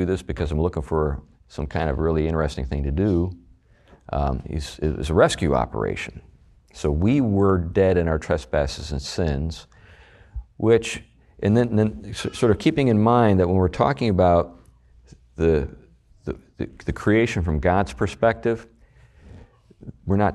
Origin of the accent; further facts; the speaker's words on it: United States; as American Christians